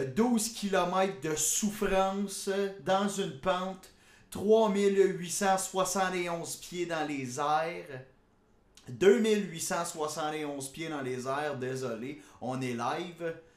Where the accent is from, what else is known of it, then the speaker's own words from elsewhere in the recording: Gatineau, Quebec, Canada; je viens de Gatineau. Et mon code régional, moi, c'est 8 9.